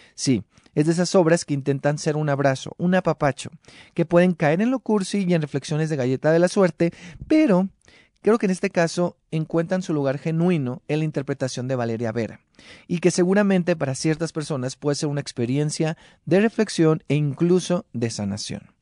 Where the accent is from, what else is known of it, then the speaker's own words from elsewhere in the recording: Mexico; nuestra identidad como mexicanos en la actualidad